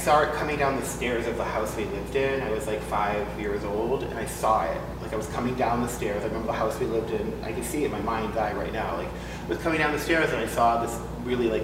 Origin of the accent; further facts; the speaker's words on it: Massachusetts, United States; I grew up in Massachusetts